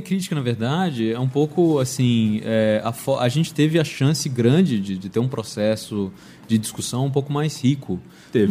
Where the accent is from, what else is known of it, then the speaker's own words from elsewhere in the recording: Brasília, Federal District, Brazil; moved away; eu sou de Brasília, então eu já, eu já fui. E eu era jornalista lá